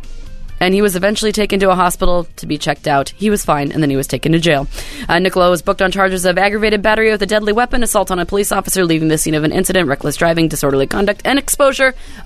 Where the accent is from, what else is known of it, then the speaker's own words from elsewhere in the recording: Bremerton, Washington, United States; my hometown of Bremerton, Washington.